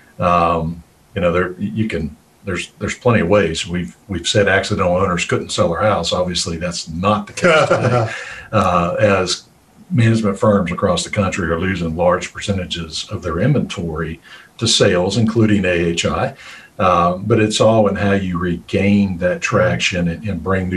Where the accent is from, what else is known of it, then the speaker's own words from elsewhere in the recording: West Virginia, United States; I grew up in West Virginia. I always say I'm just a hillbilly at heart